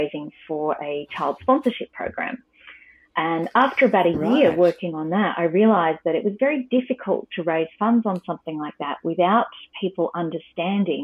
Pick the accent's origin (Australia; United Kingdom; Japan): Australia; as an Australian girl